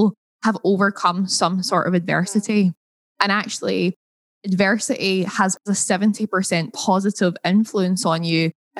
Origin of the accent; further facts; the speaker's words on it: Scotland, United Kingdom; accent: Scottish; my Scottish accent